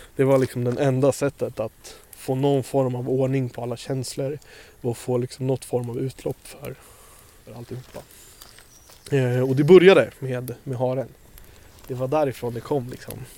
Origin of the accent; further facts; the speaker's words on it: Stockholm, Stockholm County, Sweden; vi är ju uppvuxna i Stockholm